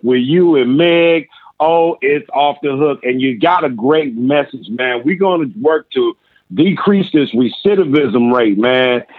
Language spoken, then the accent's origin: English; Inglewood, California, United States; also born or lived in Little Rock, Arkansas; I was born in Arkansas, where I lived till I was 10 years old. My mother remarried and moved us to California. And we've been in California since. We moved to Inglewood, California, where I grew up.